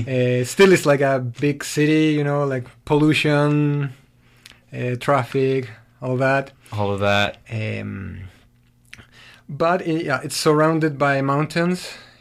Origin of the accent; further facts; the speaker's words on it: Santiago, Santiago Metropolitan Region, Chile; now in Kingston, Canada; I'm from Santiago, which is the capital city.